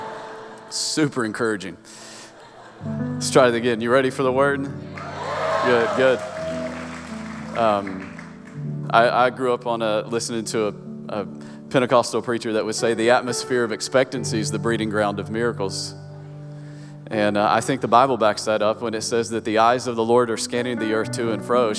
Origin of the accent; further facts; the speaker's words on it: Kingsport, Tennessee, United States; accent: hillbilly; moved away; I grew up in Upper East Tennessee, so Kingsport, Tennessee, right where Tennessee and Virginia meet